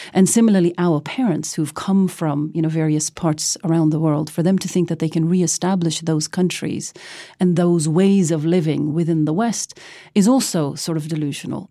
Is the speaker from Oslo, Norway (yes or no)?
yes; Oslo, Norway; Growing up in Oslo, Norway, as a brown girl